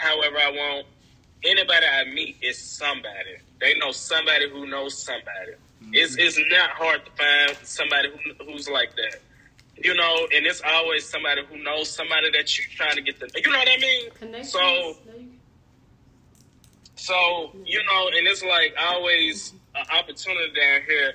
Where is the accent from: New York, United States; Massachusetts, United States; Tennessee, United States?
Tennessee, United States; Chattanooga; moved away as an adult; also born or lived in Johnson City; in Chattanooga, it's just my hometown friends